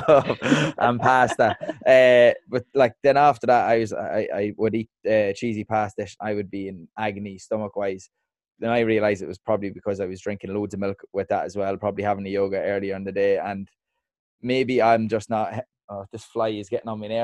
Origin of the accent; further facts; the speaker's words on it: Dundalk, Leinster, Ireland; moved away; I am from Dundalk.